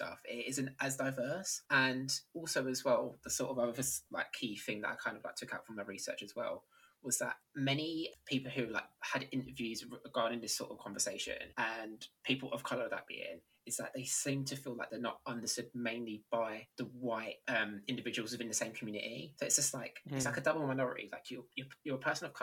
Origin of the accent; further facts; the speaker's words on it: London, United Kingdom; I'm from London